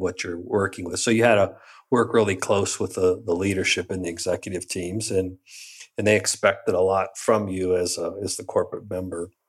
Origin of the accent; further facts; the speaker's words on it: Western Pennsylvania, United States; moved away as an adult; also born or lived in Michigan; growing up in Western Pennsylvania